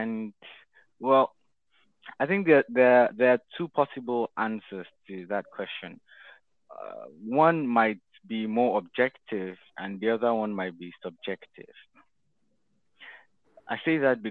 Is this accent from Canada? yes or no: no; Benin; moved away; also born or lived in Nigeria; I'm a Nigerian born in Nigeria. Spent most of my childhood years in the Republic of Benin.